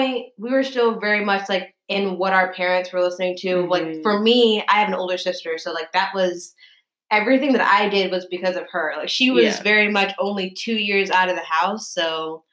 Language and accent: English; Paris, Texas, United States; moved away; I came from Paris, Texas, podunk, like, which is not podunk, it's, you know, but it's country